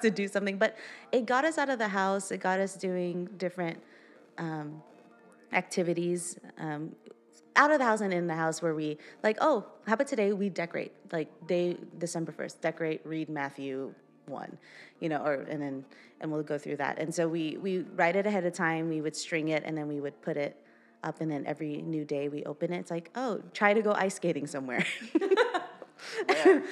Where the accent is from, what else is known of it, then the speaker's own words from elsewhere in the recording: Philippines; moved away; in the Philippines, we're like it's all about family